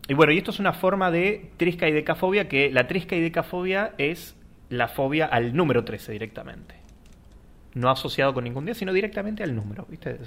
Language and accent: Spanish; Argentina; nosotros que somos argentinos